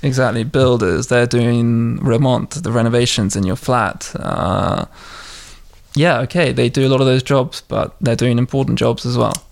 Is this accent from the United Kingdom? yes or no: yes; London, United Kingdom; moved away as an adult; now in Russia; I'm a Londoner. Mm. I'm uh, from Southwest London